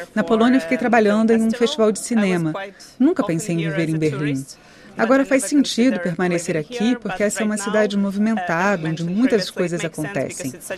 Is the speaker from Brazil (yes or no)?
no; Donetsk, Donetsk Oblast, Ukraine; moved away as an adult; also born or lived in Kyiv / Bucha / Poland; now in Germany; eu nasci em Donetsk, vivi lá até terminar meus estudos